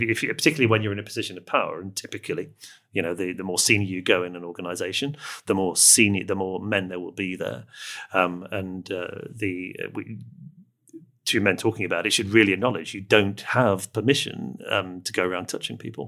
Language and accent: English; England, United Kingdom; I'm speaking as an Englishman